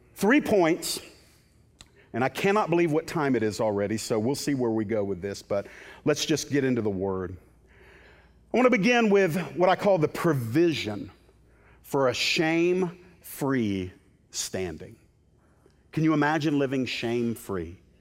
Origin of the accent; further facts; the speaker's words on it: the Bible Belt, United States; I was raised in the Bible Belt